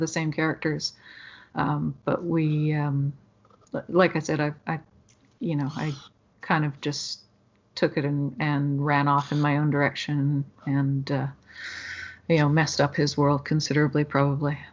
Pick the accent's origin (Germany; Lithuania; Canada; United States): Canada; Ashcroft, British Columbia; moved away; I was from Ashcroft, which is a little